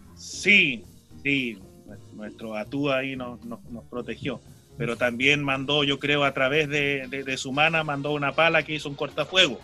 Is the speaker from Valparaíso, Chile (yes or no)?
yes; Rapa Nui, Valparaíso, Chile